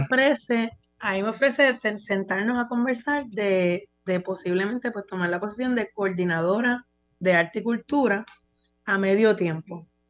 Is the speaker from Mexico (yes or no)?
no; San Juan, Puerto Rico; moved away as an adult; also born or lived in New York, United States; natural de San Juan. Eh, aquí nací, aquí me crié